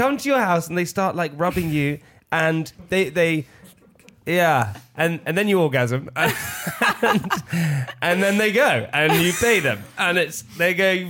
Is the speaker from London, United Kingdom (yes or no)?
no; Oxford, South East England, United Kingdom; I was born in Oxford.